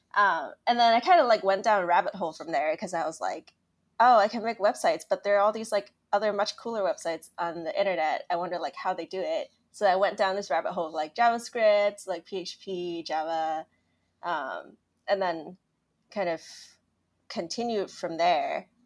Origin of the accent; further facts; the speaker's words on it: Hong Kong; I grew up in Hong Kong